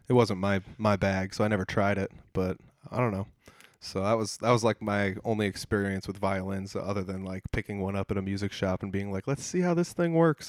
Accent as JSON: {"language": "English", "town": "Humboldt", "region": "Iowa", "country": "United States", "tie": "born or raised there", "said": "my hometown of Humboldt, Iowa"}